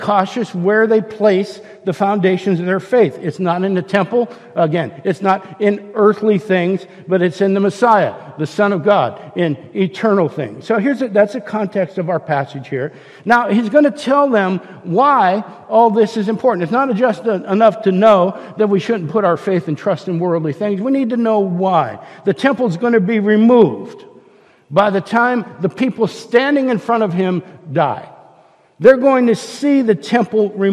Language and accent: English; Northeast Ohio, United States; I grew up in Northeast Ohio